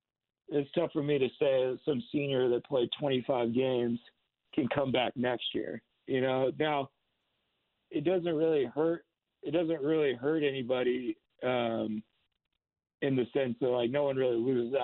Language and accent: English; Seattle, Washington, United States; I'm from Seattle and Washington